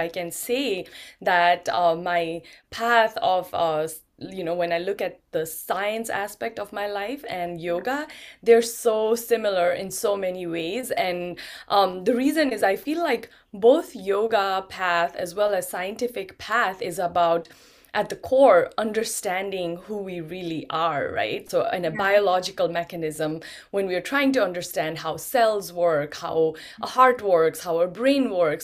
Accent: Nepal; I was born in Nepal. I grew up in Nepal

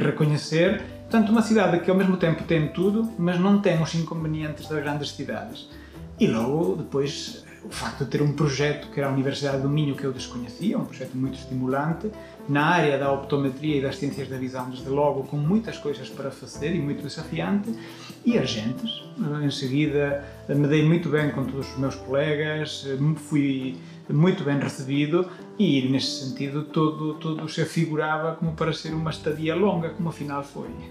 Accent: Lalín, Galicia, Spain; Portuguese is a second language; moved away as an adult; also born or lived in Santiago de Compostela; now in Braga, Portugal; eu sou de uma aldeia chamada Palmou, no município de Lalim

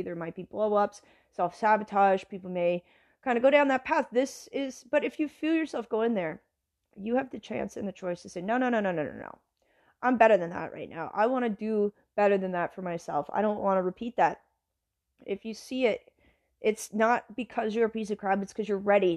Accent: Canada; moved away as an adult; now in United States; as a Canadian

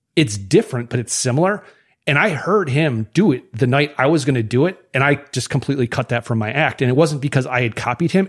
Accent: Wisconsin, United States; I'm from Wisconsin

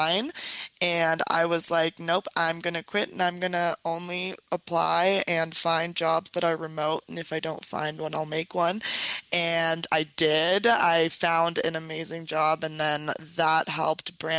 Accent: San Diego, California, United States; now in Mexico City, Mexico; I grew up in San Diego, California, to a very interesting set of parents.

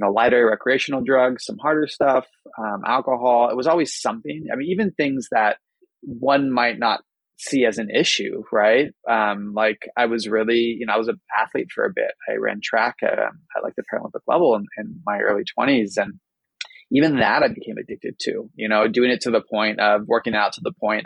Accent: Bay Area, California, United States; also born or lived in New York; I grew up in the Bay Area where it's, you know, a little more open-minded

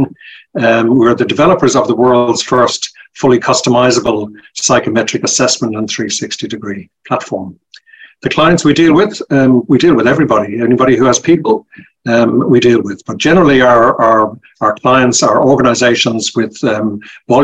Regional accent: Dublin, Leinster, Ireland; moved away as an adult; now in Australia; You can tell by my accent, I'm originally from Ireland. I'm from Dublin. And yes. I emigrated to Australia about 30 years ago, and I never lost my accent.

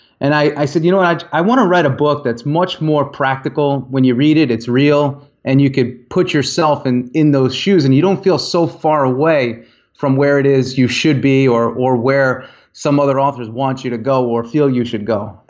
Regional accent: Northeast, United States; I was brought up in the Northeast as well under the mentality of, if you're not working, somebody else is.

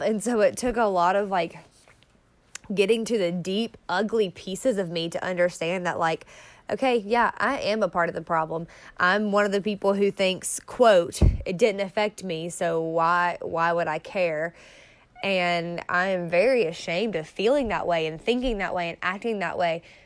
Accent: the South, United States; I grew up in the South. I've lived in three parts of the South, so it's not just in, in one state

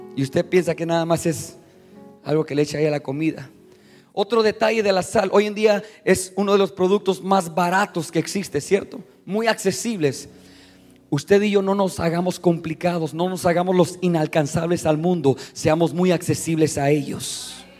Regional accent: Mexico; Yo soy mexicano

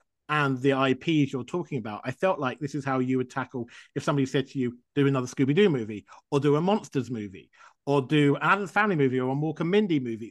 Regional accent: England, United Kingdom; I grew up in England.

